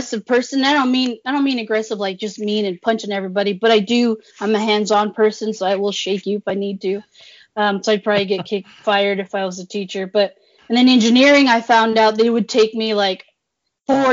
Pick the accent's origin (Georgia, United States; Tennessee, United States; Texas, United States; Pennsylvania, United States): Tennessee, United States; I'm a Tennessee girl